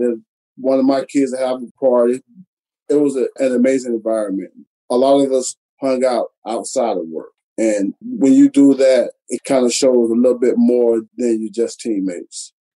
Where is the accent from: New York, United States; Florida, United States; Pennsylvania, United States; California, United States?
Florida, United States; Alachua; moved away as an adult; also born or lived in Statesboro, Georgia / Chicago; growing up in Alachua, Florida, it's a very small town